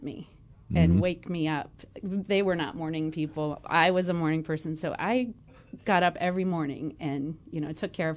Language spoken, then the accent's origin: English; Morgantown, West Virginia, United States; also born or lived in Mahomet, Illinois; now in Champaign, United States; I grew up in Morgantown, West Virginia